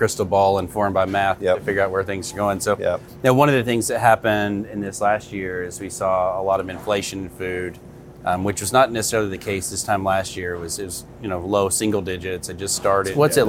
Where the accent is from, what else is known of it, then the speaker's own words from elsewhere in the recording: Northwest Arkansas, United States; there aren't too many of us from here because so many people have moved here in the last 20, 30 years.